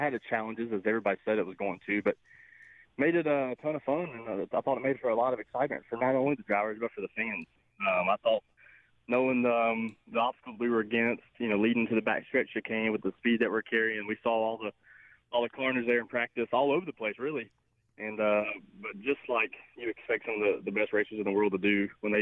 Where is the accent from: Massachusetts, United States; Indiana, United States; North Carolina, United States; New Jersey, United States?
North Carolina, United States; Charlotte; my hometown at Charlotte